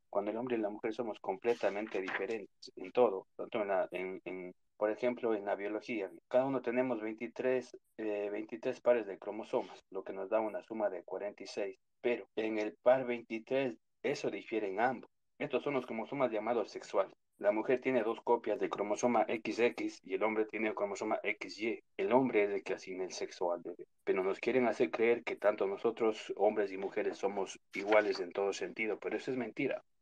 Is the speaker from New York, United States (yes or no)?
yes; New York, United States; also born or lived in Ecuador; Les comento que yo vivo acá en Nueva York, eh, pero nací en Ecuador. Eh, me vine muy pequeño acá, entonces ver las cosas que pasan en Latinoamérica eh, es muy fuerte, ¿no?